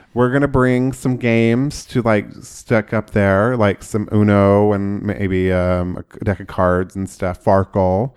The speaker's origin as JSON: {"language": "English", "region": "Oklahoma", "country": "United States", "tie": "born or raised there", "said": "growing up in Oklahoma"}